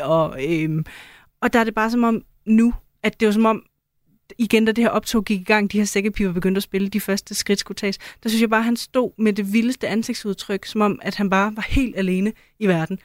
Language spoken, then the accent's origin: Danish; Denmark; som en dansker